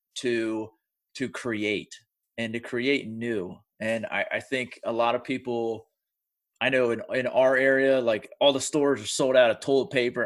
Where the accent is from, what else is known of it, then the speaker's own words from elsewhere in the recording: United States; I'm from the United States